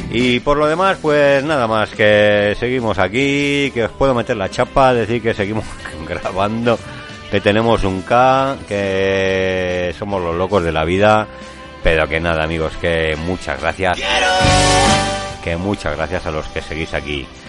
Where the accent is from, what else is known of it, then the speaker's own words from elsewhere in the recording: La Rioja, Spain; nosotros somos de La Rioja